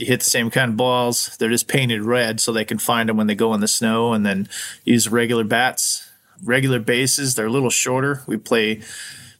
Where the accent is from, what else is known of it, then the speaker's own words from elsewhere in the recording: Arizona, United States; now in Anchorage, United States; I'm originally from Arizona